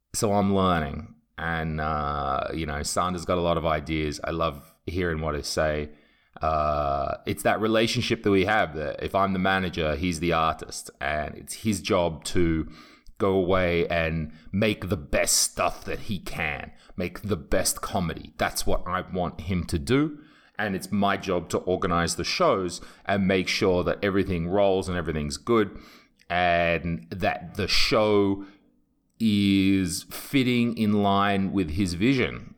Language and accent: English; England, United Kingdom; now in Estonia; I'm English and I don't speak Estonian